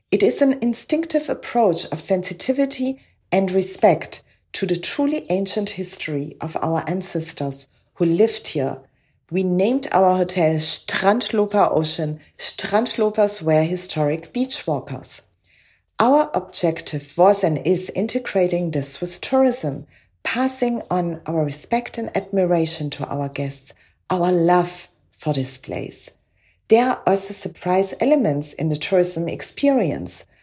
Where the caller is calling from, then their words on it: Paternoster, Western Cape, South Africa; I'm speaking from Paternoster on the west coast of South Africa, one of the oldest fishing villages on our coast